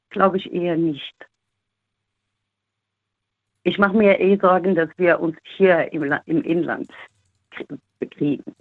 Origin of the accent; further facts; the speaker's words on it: Morocco; now in Germany; Aktuell finde ich mein Heimatland dann am sichersten